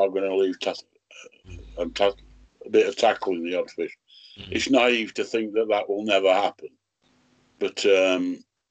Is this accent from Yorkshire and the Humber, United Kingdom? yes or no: yes; Rotherham, Yorkshire and the Humber, United Kingdom; I come from Rotherham